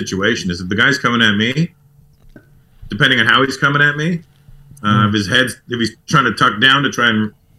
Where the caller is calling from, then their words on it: Los Angeles, California, United States; At home in LA.